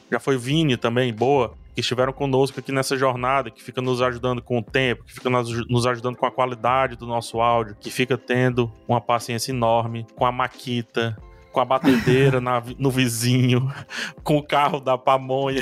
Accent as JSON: {"language": "Portuguese", "region": "Ceará", "country": "Brazil", "accent": "strong accent", "said": "vocês viram que eu tenho um sotaque bem forte, né? Assim, tipo, vocês estão ligados que eu sou daqui do Ceará"}